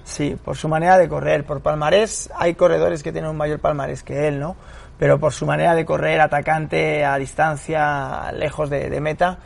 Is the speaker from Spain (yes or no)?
yes; Pinto, Community of Madrid, Spain; yo soy de Pinto de allí